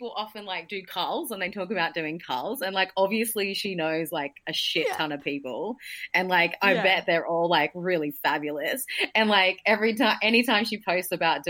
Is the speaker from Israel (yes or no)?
no; Newcastle, New South Wales, Australia; I grew up in Newcastle